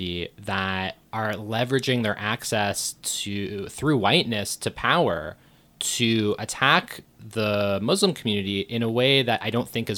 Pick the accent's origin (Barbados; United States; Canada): Canada; Thornhill, Ontario; I grew up in Thornhill